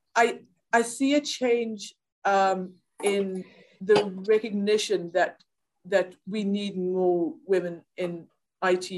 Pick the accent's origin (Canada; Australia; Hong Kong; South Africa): South Africa; moved away as an adult; now in Ireland; I grew up in South Africa. Um, and yes. I've lived in Ireland for just over 20 years